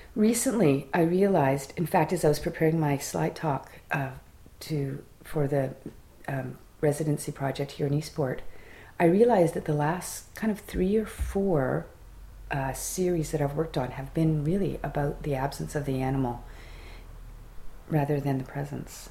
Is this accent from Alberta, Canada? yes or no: no; Fredericton, New Brunswick, Canada; an instructor at a college in my hometown